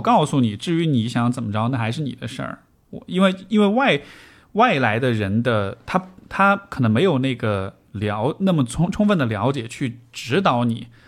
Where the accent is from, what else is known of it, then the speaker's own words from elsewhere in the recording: Chengdu, Sichuan, China; 尤其作为成都人